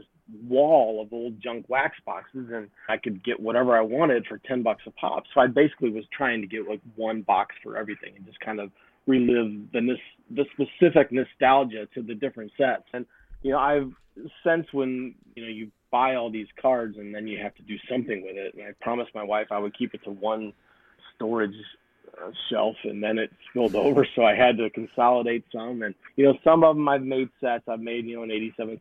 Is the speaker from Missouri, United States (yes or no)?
yes; St. Charles, Missouri, United States; moved away; also born or lived in St. Louis; we moved back here right before the pandemic shut everything down